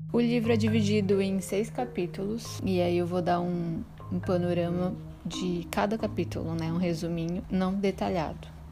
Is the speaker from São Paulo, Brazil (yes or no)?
no; Belém, Pará, Brazil; now in Salvador, Brazil; Sou paraense de nascimento, nasci em Belém do Pará, terra do açaí gostoso, e resido em Salvador